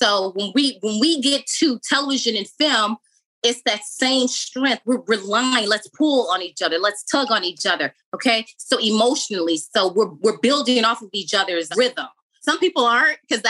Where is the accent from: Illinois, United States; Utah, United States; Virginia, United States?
Illinois, United States; Chicago; also born or lived in Los Angeles / Atlanta; I grew up in Chicago on the South Side.